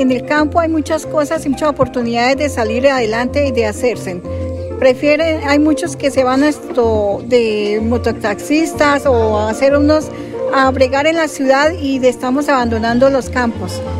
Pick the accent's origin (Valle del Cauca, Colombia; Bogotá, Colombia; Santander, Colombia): Santander, Colombia; Alto de los Padres; estoy, soy del Alto de los Padres.